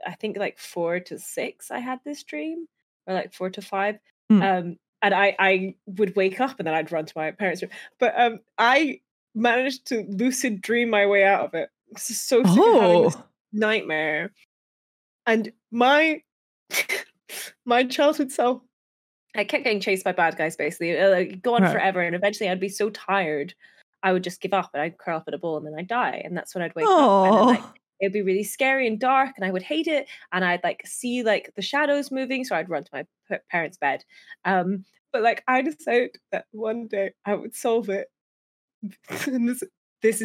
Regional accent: near Perth, Scotland, United Kingdom; born or raised there

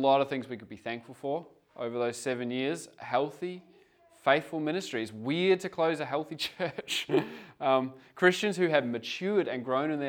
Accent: Geelong, Victoria, Australia; moved away as an adult; I'm from Geelong, Victoria, part of a church plant there for 7 years prior to coming over here

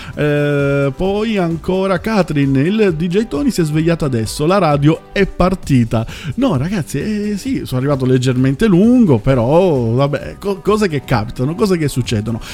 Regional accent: Southern Italy, Italy; parlo io d- da terrone

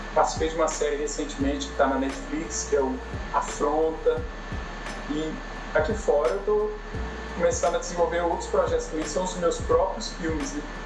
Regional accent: Brazil; eu sou brasileiro

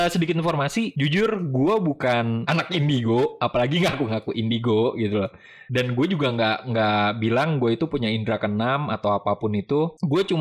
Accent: Bekasi, West Java, Indonesia; also born or lived in Jakarta; Pas gue lahir itu, gue lahir di Jakarta, langsung dibawa ke Jawa, Mam. Ketika umur 3 tahun, gue baru balik ke Bekasi.

